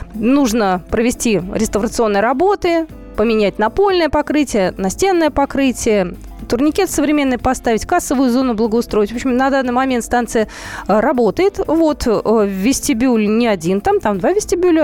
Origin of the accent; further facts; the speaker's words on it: Moscow, Russia; мы, москвичи